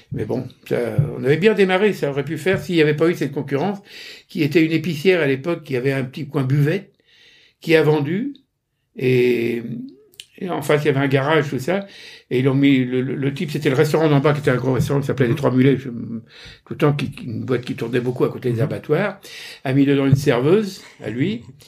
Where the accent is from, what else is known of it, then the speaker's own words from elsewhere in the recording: Normandy, France; je suis normand, euh, j'ai fait mes études euh, en Normandie, pont de Mer, Bernay